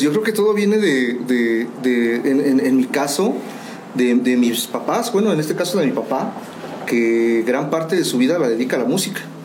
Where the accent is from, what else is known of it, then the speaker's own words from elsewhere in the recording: Mexico; somos los, mexicanos